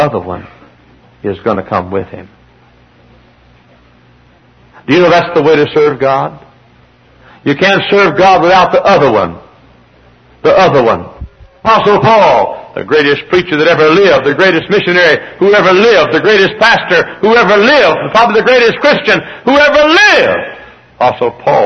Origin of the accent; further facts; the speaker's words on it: near Dallas and Fort Worth, Texas, United States; moved away as an adult; I'm a Texan. I was born and reared in the Holy Land, close to Dallas and Fort Worth